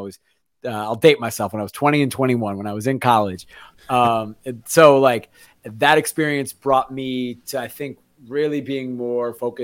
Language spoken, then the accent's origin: English; Evanston, Illinois, United States; moved away as an adult; now in Portland, United States; born and raised in Evanston, Illinois, right outside of Chicago. Been in Portland and Oregon now for over a decade